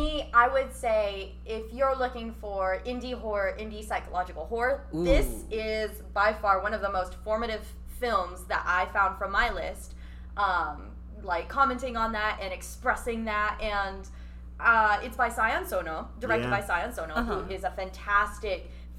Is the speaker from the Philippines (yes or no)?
yes; Philippines; No, I'm Filipina.